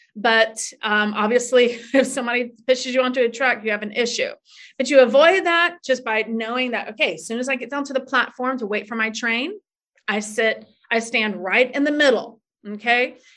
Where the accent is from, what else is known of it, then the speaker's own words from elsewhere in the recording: Tallahassee, Florida, United States; moved away as an adult; now in New York City, United States; I came from Tallahassee, Florida. And there's not a huge amount of diversity, or there wasn't when I was growing up in the 80s.